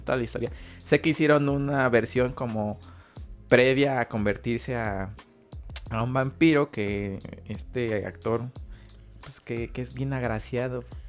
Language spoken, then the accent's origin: Spanish; Mexico; nosotros como mexicanos